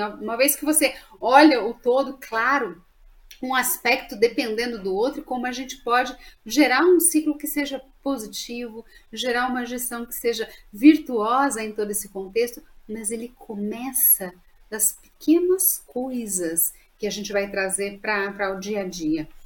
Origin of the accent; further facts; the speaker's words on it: Minas Gerais, Brazil; accent: mineiro; de Minas para me homenagear, eu não nego meu sotaque aí a minha origem